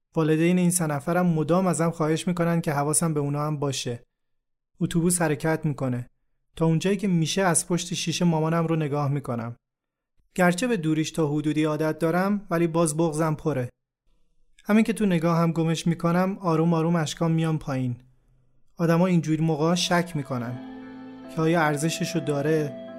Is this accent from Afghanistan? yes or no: no; Shiraz, Fars, Iran; moved away; همه عمرم دلم نمیخواست از شیراز دور بشم